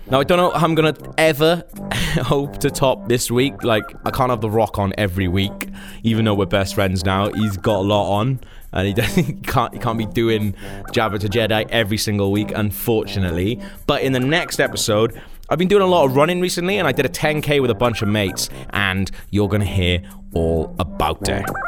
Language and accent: English; Wales, United Kingdom; I'm not British. I'm actually Welsh.